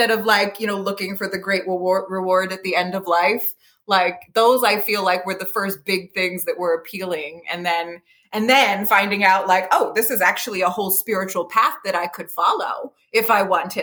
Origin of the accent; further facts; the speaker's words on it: Bucks County, Pennsylvania, United States; growing up in Bucks County